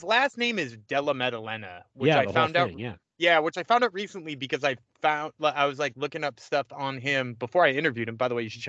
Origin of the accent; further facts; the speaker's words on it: Massachusetts, United States; I'm from Massachusetts and I'm recording at a Dunkin' Donuts.